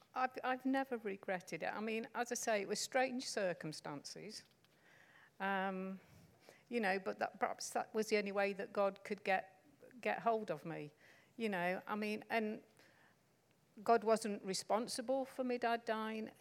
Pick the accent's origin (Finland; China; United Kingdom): United Kingdom; Stoke-on-Trent, West Midlands; I can't say that word because I come from Stoke-on-Trent.